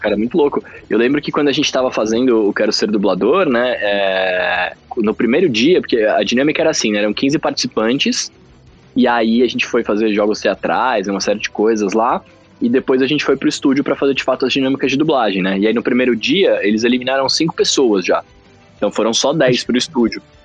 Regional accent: São Paulo, Brazil; also born or lived in Rio de Janeiro; eu nasci em São Paulo, depois eu fui morar no Rio de Janeiro um tempo, morei três anos lá. Aí voltei para São Paulo, e aí tô aqui desde então. Já moro aqui desde que eu tenho acho que 8, 9 anos de idade

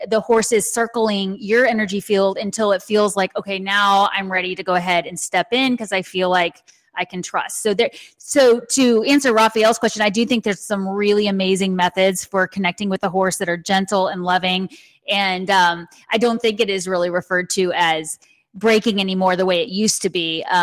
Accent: San Antonio, Texas, United States; Yes, and you know, and you some people ask me why I don't have more of a southern accent. I think you can hear it sometimes

